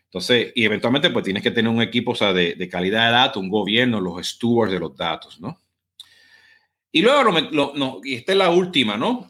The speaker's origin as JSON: {"language": "Spanish", "country": "Puerto Rico", "said": "como voy puertorriqueño, pues estoy corriendo, ¿no? Hablo demasiado rápido"}